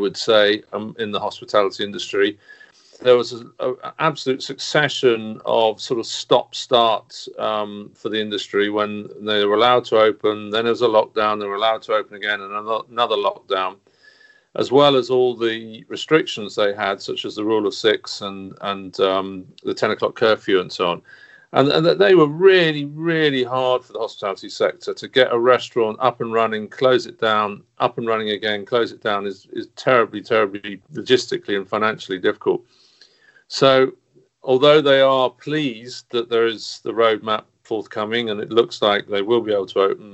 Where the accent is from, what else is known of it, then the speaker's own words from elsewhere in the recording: London, United Kingdom; speaking as a Londoner